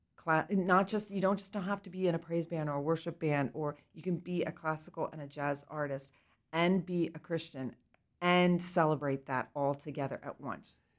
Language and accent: English; Lancaster County, Pennsylvania, United States; I grew up in Lancaster County